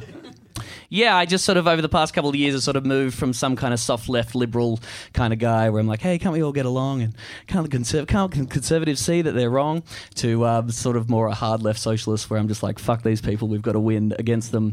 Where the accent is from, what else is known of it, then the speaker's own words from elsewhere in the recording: Australia; we have gays down there and everything.